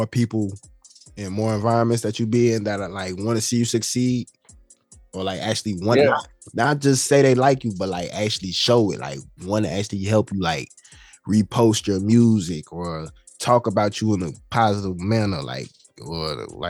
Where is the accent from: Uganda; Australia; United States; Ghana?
Ghana; being Ghanaian, being half and half, I don't have no type of discredit or dislikeness toward any of my people because I'm both.